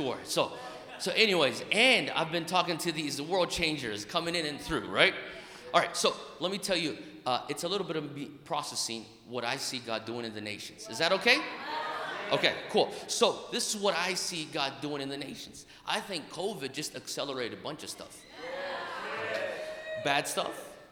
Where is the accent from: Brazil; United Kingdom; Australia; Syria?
Brazil; moved away; also born or lived in United States; I'm half Japanese, half Italian, born and raised in Brazil, educated in America, got a Greek name and a Hawaiian soul